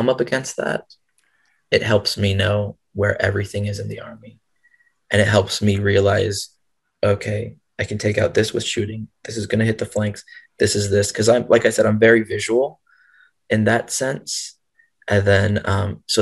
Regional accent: the South, United States; I grew up in the South and everyone wears camo

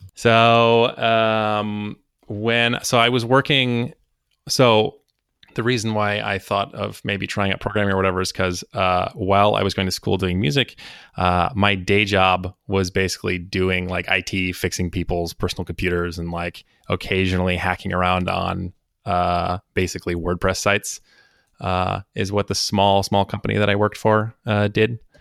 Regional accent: Minneapolis, Minnesota, United States; moved away as an adult; also born or lived in East Coast, United States; originally from the Minneapolis, Saint Paul metro area in Minnesota.

